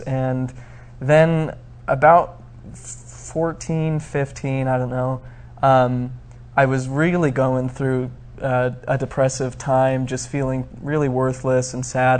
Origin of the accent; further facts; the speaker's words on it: Arizona, United States; also born or lived in Flagstaff, Arizona; I grew up in Arizona and uh, my family moved to Flagstaff when I was probably about 10